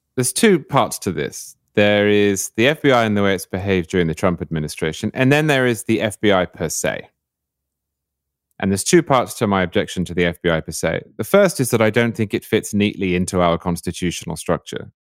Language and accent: English; United Kingdom; now in Florida, United States; as a Brit